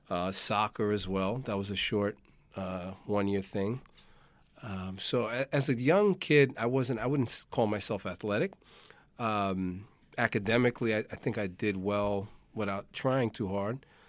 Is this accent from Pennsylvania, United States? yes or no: no; New York, United States; I'm a born and bred, uh, New Yorker.